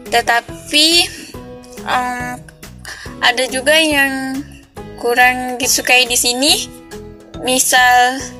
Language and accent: Indonesian; Tasikmalaya, West Java, Indonesia; now in Thailand; Saya dari Tasikmalaya, Jawa Barat, Indonesia.